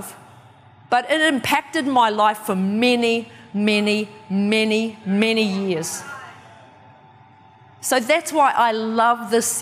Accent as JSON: {"language": "English", "country": "New Zealand", "tie": "born or raised there", "also_born_or_lived": "Kawerau, New Zealand / Wellington, New Zealand", "said": "I'm from New Zealand, and I was born in a little town called Kawerau."}